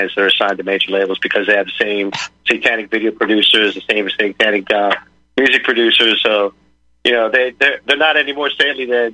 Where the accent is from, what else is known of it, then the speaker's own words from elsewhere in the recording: United States; we were blessed being born American